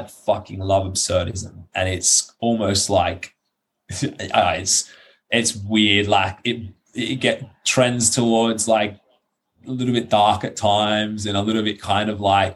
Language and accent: English; Australia; moved away as an adult; now in Iceland; as an Australian